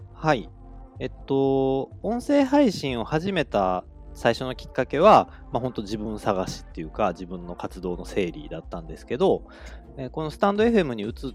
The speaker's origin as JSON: {"language": "Japanese", "town": "Kobe", "region": "Hyogo", "country": "Japan", "tie": "born or raised there", "said": "生まれも育ちも神戸っ子ということで"}